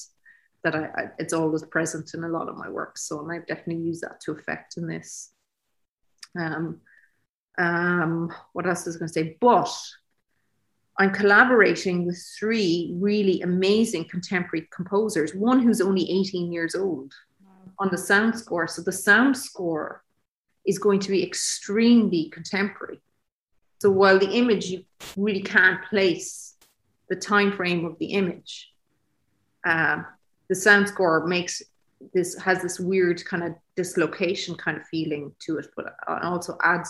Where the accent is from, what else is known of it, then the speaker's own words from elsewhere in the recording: Ireland; In the 80s, growing up in Ireland